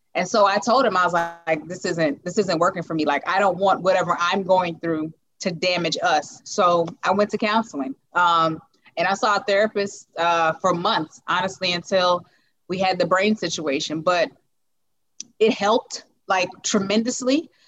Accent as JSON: {"language": "English", "town": "Lugoff", "region": "South Carolina", "country": "United States", "said": "I am from Lugoff, South Carolina"}